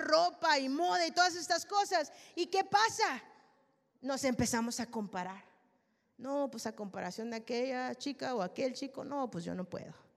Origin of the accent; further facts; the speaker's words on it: Mexico; Yo soy mexicana